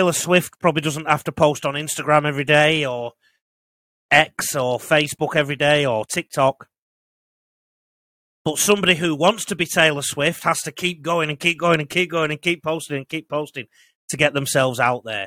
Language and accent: English; the north of England, United Kingdom; accent: Northern English; now in Australia; I've got a Northern English accent